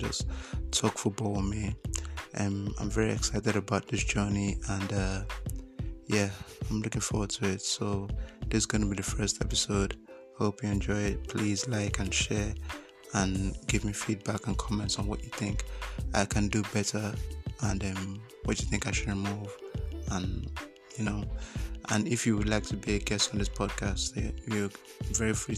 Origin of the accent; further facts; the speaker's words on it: Nigeria; I'm 23 years from Nigeria